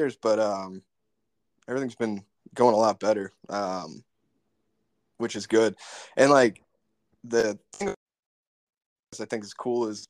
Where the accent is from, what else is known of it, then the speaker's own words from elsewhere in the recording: New York, United States; moved away; growing up in New York, I mean, it's a tight knit. We had a tight knit community